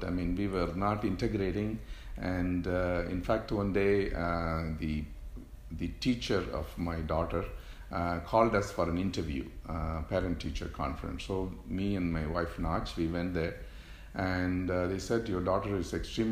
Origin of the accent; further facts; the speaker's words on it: India; moved away as an adult; also born or lived in South London, United Kingdom / Rochester, New York, United States; now in United States; I'm from India, where I went to medical school